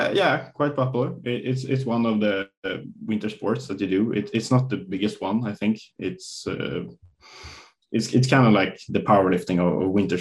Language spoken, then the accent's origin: English; Stockholm, Stockholm County, Sweden; English is a second language; I grew up in Stockholm, or in a suburb right outside of Stockholm. And yeah, it was just a real nice, normal childhood, I guess.